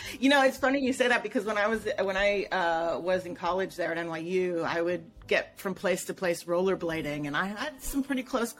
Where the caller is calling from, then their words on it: Los Angeles, California, United States; I'm on the West Coast. I'm in Los Angeles.